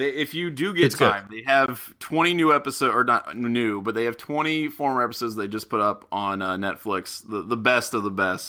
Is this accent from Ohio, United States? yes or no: yes; Ohio, United States; Look, I'm from Southwestern Ohio, dude. Like, that's the official haircut of mid-90s elementary and middle school kids in Southwestern Ohio.